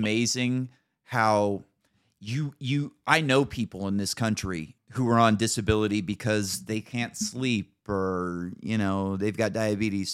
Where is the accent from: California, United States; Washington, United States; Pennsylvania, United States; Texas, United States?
California, United States; Northern; moved away as an adult; now in Idaho, United States; living in Northern California